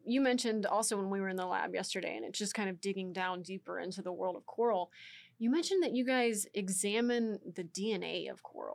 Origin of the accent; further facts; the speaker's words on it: Texas, United States; I'm from Texas